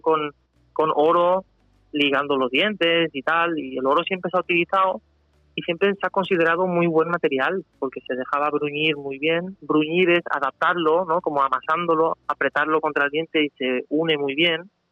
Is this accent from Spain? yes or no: yes; Spain; also born or lived in Germany; yo nací allí, pero vine aquí con casi cuatro años. Mi padre es español y yo tengo nacionalidad española. Y entonces yo me considero español